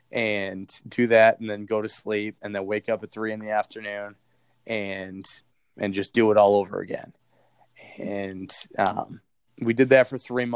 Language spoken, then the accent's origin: English; Boston, Massachusetts, United States; accent: thick Boston; moved away as an adult; also born or lived in Iowa; I had a really thick Boston accent at the time